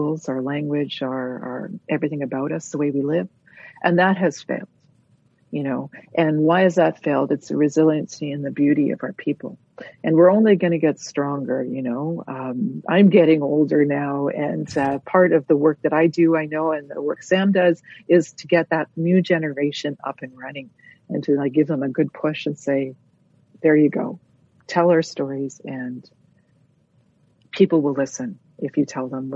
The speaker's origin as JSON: {"language": "English", "town": "Toronto", "region": "Ontario", "country": "Canada", "tie": "born or raised there"}